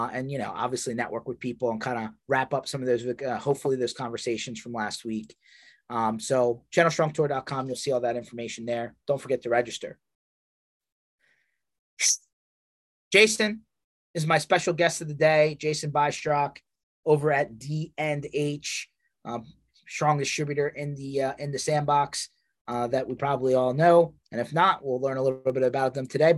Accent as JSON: {"language": "English", "area": "Philadelphia area", "region": "Pennsylvania", "country": "United States", "said": "I'm from Philly area"}